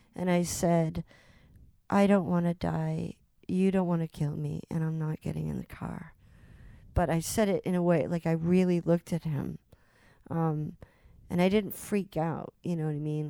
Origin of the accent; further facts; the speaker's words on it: Salem, Massachusetts, United States; I grew up in Salem, Mass